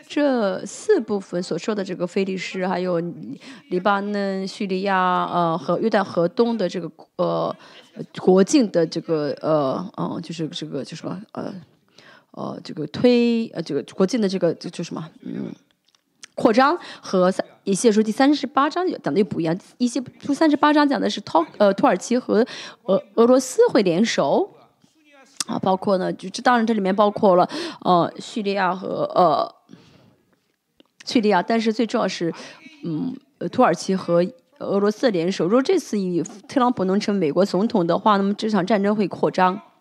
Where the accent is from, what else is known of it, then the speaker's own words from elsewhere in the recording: South Korea; Chinese is a second language; 因为我们作为韩国人，在韩为在啊在韩国，圣经里面没有说到韩国